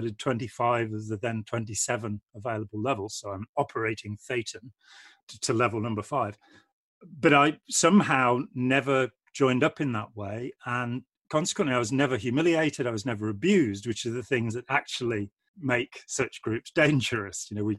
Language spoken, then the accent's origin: English; Lichfield, West Midlands, United Kingdom; now in Nottingham, United Kingdom; I'm from the Midlands. {S1} Okay. {S5} From Lichfield in Staffordshire originally, and I live near Nottingham now.